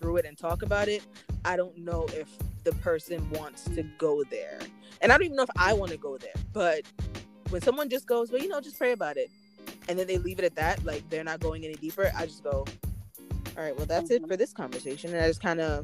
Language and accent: English; Antigua & Barbuda; I'm Caribbean, I'm Antiguan